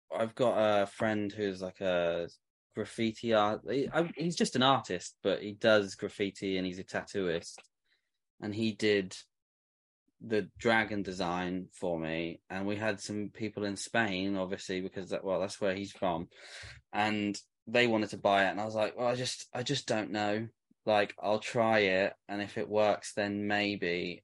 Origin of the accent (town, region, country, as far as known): England, United Kingdom; moved away